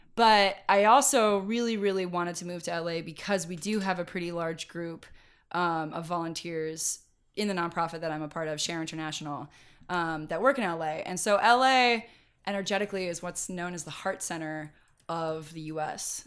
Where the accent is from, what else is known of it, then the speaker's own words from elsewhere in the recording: Mendocino County, California, United States; moved away as an adult; also born or lived in Irvine, California; now in Los Angeles, United States; I grew up in Mendocino County